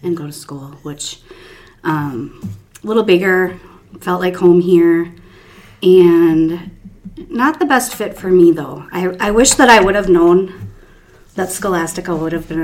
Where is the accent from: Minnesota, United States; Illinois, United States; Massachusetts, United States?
Minnesota, United States; also born or lived in Duluth, Minnesota / Burnsville, Minnesota / Marshall, Minnesota; I am a born and raised Minnesota girl.